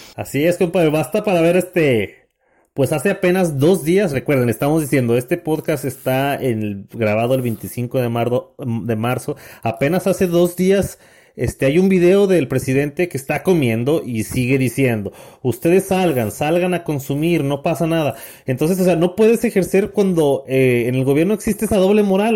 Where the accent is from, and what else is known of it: Mexico